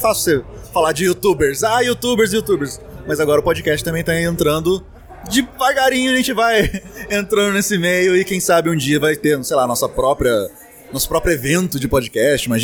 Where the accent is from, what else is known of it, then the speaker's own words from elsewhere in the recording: Lorena, São Paulo, Brazil; E eu sou aqui interior de São Paulo, sou de Lorena